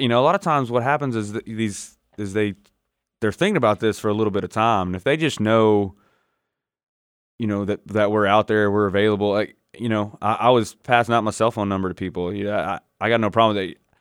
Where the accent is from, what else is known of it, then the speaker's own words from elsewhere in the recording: Northwest Florida, United States; growing up in Northwest Florida, especially back in back when I did it in the nineties